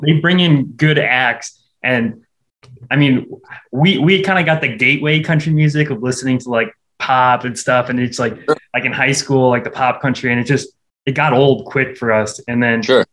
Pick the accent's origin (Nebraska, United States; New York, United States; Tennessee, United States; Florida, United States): Nebraska, United States; Omaha; born or raised there